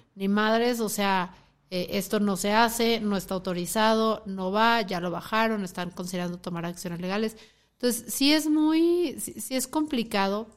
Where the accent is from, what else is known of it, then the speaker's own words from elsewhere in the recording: Mexico City, Mexico; now in Guadalajara, Mexico; Yo soy chilanga, vivo aquí en Guadalajara.